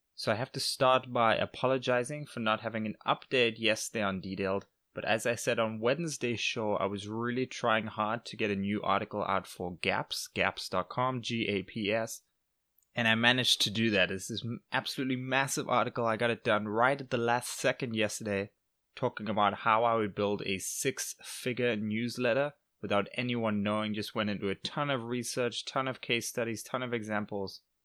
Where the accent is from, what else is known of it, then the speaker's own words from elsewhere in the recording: England, United Kingdom; moved away; I am back in England for his sixtieth birthday, so I was just flew, literally just flew today to my hometown